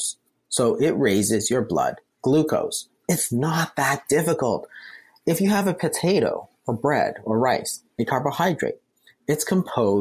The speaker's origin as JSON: {"language": "English", "country": "Canada", "said": "We're Canadian"}